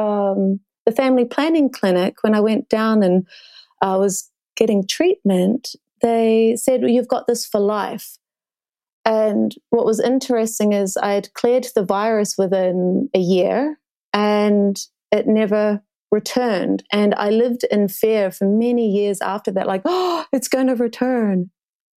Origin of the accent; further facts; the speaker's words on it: South Island of New Zealand, New Zealand; growing up in the South Island of New Zealand